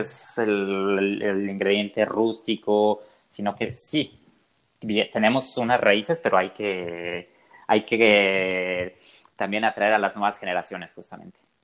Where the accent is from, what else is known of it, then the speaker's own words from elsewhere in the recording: southern Jalisco, Mexico; yo soy del sur de Jalisco